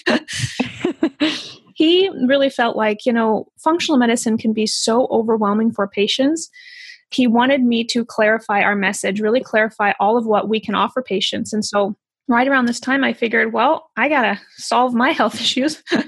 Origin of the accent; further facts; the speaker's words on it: Midwest, United States; I grew up in the Midwest